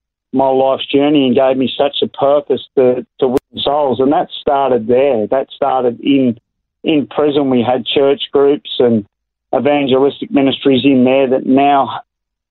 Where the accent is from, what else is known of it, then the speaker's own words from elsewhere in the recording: Melbourne, Victoria, Australia; moved away as an adult; now in Hervey Bay, Australia; I was born in Melbourne and raised in the big city